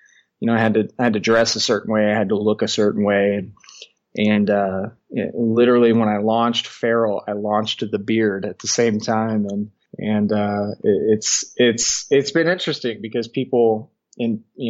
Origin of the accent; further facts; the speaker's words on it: Southern Indiana, United States; moved away as an adult; now in Colorado, United States; I'm originally from Indiana, Southern Indiana